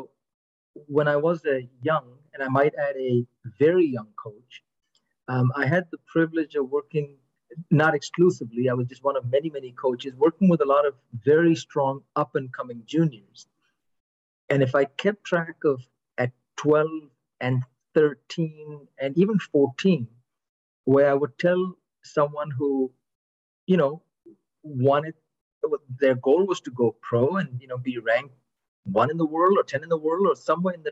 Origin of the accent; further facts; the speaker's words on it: United States; I'm American